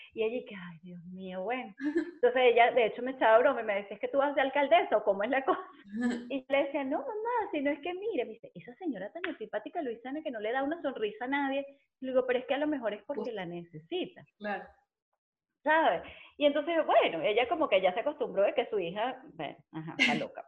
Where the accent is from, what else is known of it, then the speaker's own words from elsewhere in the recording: Caracas, Capital District, Venezuela; moved away as an adult; also born or lived in San Juan de los Morros, Guárico, Venezuela; now in Spain; soy caraqueña